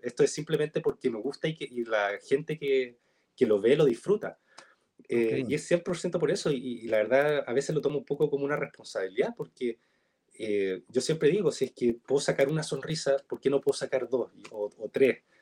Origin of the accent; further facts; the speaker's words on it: Chile; soy chileno, que hablo chileno, que vivo en Chile